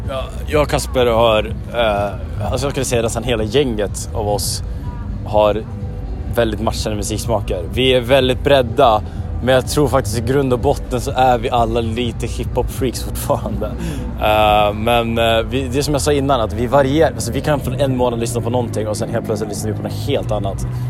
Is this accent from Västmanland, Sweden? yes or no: no; Järvsö, Gävleborg County, Sweden; now in Stockholm, Sweden; Jag skulle vilja säga Järvsö, men jag är bosatt i Stockholm. Jag kommer från Järvsö.